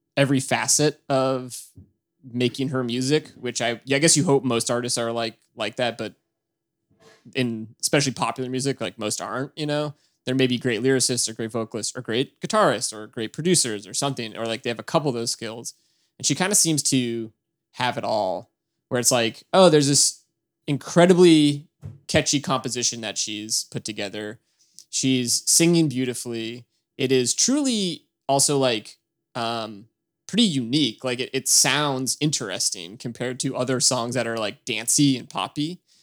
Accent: near Boston, Massachusetts, United States; I grew up near Boston

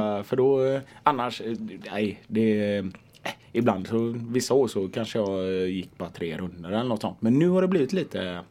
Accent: Gothenburg, Västra Götaland, Sweden; jag är från Biskopsgården

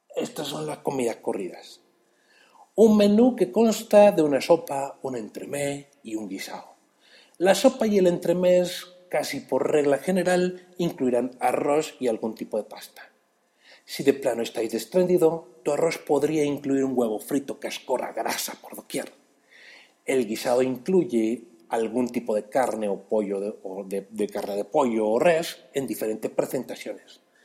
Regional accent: Mexico City, Mexico; yo soy ese chilango

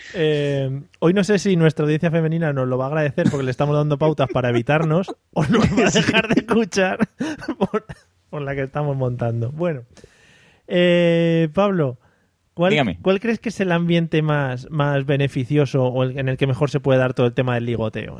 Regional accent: Madrid, Community of Madrid, Spain; los que somos de Madrid

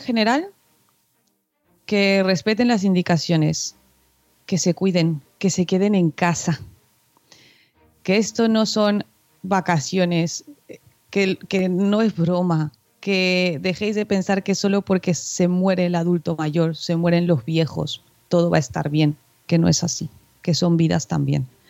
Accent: Mexico; now in Spain; siendo mexicana

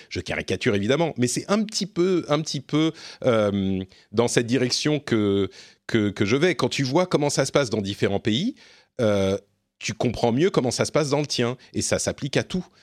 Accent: France; je suis français

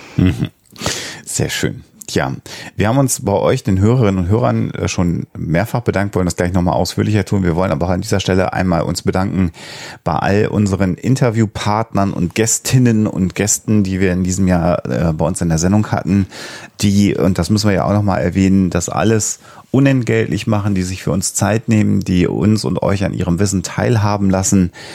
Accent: Germany; als Deutscher

